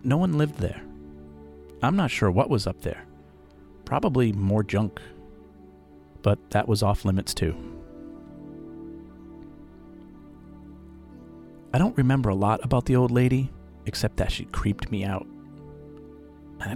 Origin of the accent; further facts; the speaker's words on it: Pawtucket, Rhode Island, United States; also born or lived in Providence, Rhode Island; my mother and I moved from Providence back to my birth city of Pawtucket, Rhode Island